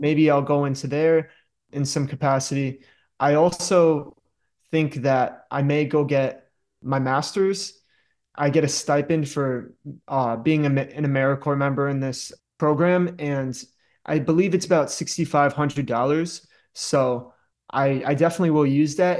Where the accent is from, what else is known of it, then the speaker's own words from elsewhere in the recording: Danbury, Connecticut, United States; also born or lived in upstate New York; I'm from Danbury, Connecticut. I love it here. That's why I'm back.